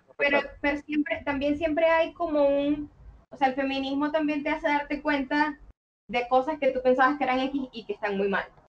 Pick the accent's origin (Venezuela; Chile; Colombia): Venezuela; Maracaibo, Zulia; now in Caracas, Venezuela; soy maracucha, pero vivo en Caracas desde hace ya un buen rato